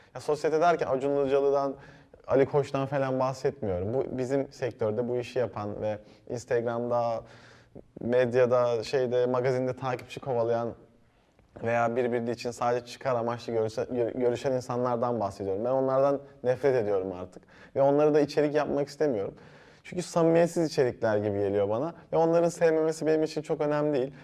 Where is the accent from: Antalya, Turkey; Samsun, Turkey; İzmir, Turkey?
Antalya, Turkey; moved away as an adult; also born or lived in Ankara / Erzurum; now in Istanbul, Turkey; ben e, Antalya'da büyüdüm